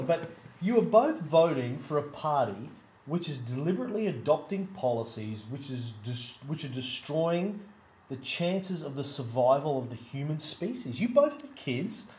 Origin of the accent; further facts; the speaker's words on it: Australia; as an Australian